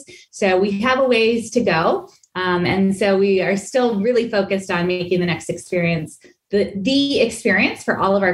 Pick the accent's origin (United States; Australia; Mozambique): United States; Southern California; moved away as an adult; also born or lived in Chicago / San Diego; I was born and raised in Southern California